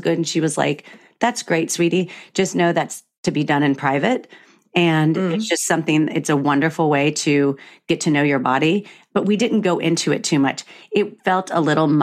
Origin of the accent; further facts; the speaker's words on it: the South, United States; moved away; I come from the South